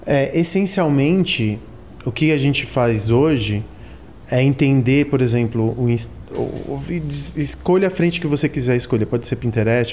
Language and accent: Portuguese; São Paulo, Brazil; also born or lived in Argentina; eu sou da Santa Cecília, quando eu cheguei da Argentina eu vim para Santa Cecília. Meu refúgio foi ser paulistano